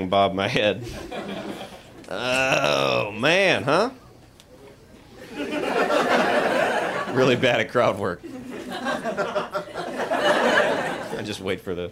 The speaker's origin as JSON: {"language": "English", "region": "the South", "country": "United States", "tie": "born or raised there", "said": "I grew up in the South"}